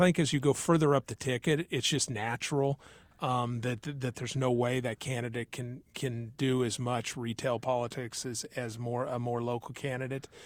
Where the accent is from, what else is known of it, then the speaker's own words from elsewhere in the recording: Tarkio, Missouri, United States; now in Kansas City area, United States; I was raised in Tarkio